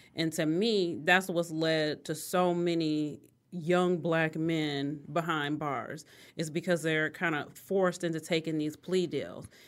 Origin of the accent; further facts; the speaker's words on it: Detroit, Michigan, United States; I grew up, both my parents, uh, my mom worked in corporate America. So, she was a corporate officer at M B D Bank downtown Detroit